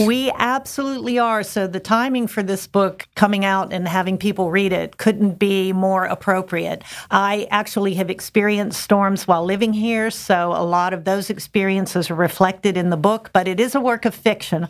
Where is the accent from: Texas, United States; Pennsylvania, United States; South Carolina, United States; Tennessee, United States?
Pennsylvania, United States; Pittsburgh; moved away as an adult; now in Hatteras, United States; I'm from the Pittsburgh, Pennsylvania area